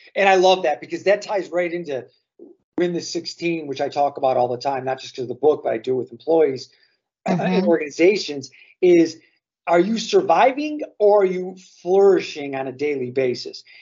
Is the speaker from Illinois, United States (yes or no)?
yes; Chicago, Illinois, United States; as a Chicagoan